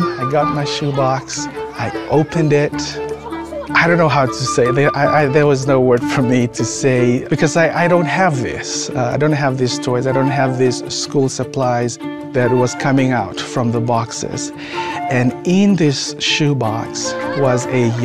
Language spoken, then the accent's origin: English; Fiji; moved away; I'm originally from the Fiji Islands